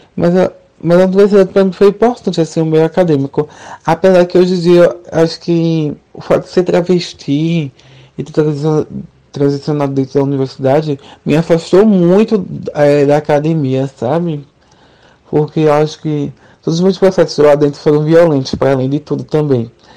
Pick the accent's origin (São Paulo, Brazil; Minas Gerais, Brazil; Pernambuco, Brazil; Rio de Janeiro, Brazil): Pernambuco, Brazil; Recife; Eu sou de Recife